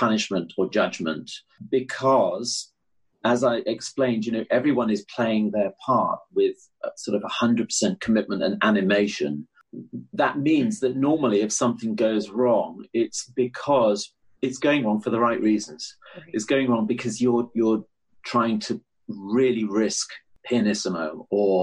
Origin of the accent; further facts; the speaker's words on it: United Kingdom; as a British musician